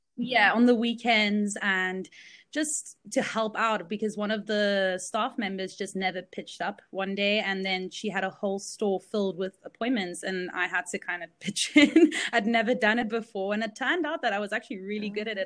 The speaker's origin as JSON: {"language": "English", "country": "South Africa", "tie": "born or raised there", "also_born_or_lived": "Belgium", "said": "this is where I grew up"}